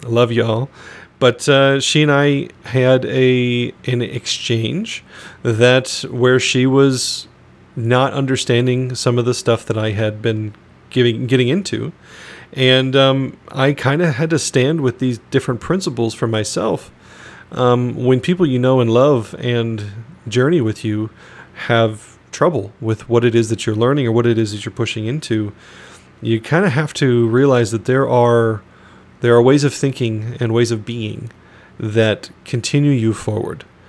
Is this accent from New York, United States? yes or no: no; Phoenix, Arizona, United States; also born or lived in northern Michigan; now in Michigan, United States; I'm was born and raised in Phoenix, Arizona